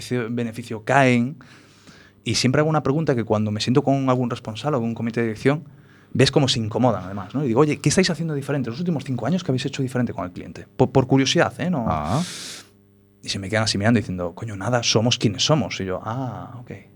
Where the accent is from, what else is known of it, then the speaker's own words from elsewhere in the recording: Galicia, Spain; also born or lived in Paris, France; Como buen gallego